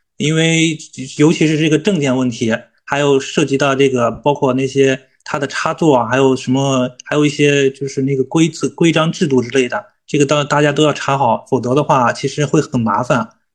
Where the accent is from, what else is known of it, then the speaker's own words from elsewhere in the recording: Shenzhen, Guangdong, China; 我们深圳人呢可能就比较能吃苦